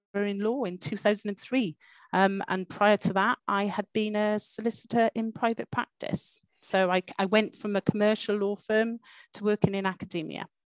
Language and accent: English; Welsh, Wales, United Kingdom; moved away as an adult; So I am Welsh